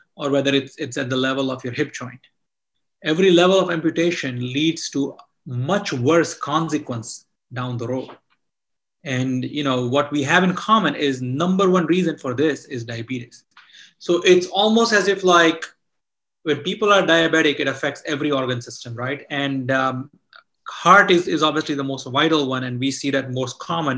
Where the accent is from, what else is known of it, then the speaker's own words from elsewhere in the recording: India; moved away; I grew up in India